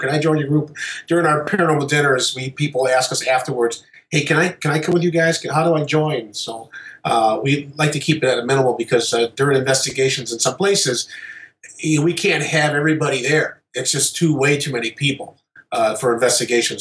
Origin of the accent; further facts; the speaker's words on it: Detroit, Michigan, United States; we are from the Detroit area